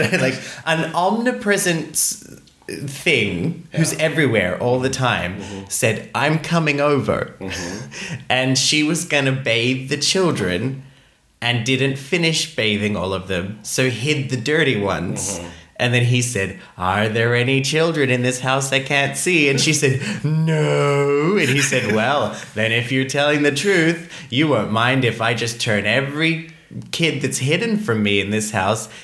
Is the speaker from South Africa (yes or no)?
no; Australia; I'm Australian